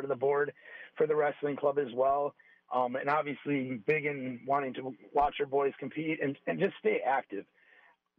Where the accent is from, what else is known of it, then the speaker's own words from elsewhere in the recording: Milwaukee, Wisconsin, United States; I'm originally from Milwaukee. My dad was a Milwaukee firefighter, so I grew up on the northwest side of Milwaukee